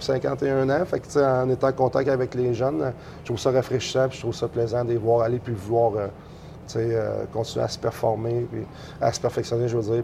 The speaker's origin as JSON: {"language": "French", "town": "Sherbrooke", "region": "Quebec", "country": "Canada", "also_born_or_lived": "Shawinigan, Quebec", "lives_now": "Baie-Comeau, Canada", "said": "je viens de Sherbrooke, mais à partir de mon secondaire 1, je l'ai fait euh, à Shawinigan"}